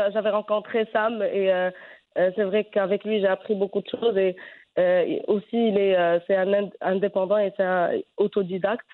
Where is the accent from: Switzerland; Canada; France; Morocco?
Morocco; Fez, Fès-Meknès; je je suis née à Fès